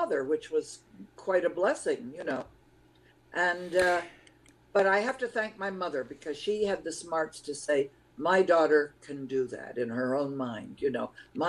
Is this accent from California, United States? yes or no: yes; Southern California, United States; first language Lithuanian; English is a second language; also born or lived in Montreal, Quebec, Canada; I grew up in Southern California